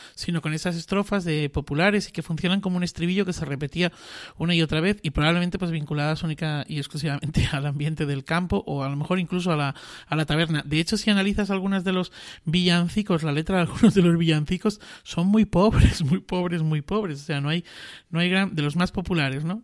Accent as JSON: {"language": "Spanish", "region": "Extremadura", "country": "Spain", "said": "Extremadura, que es de donde soy yo"}